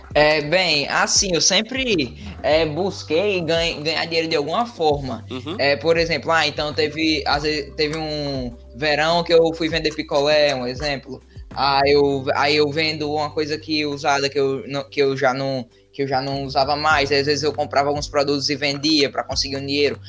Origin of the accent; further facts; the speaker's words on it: Natal, Rio Grande do Norte, Brazil; eu sou de Natal, Rio Grande do Norte.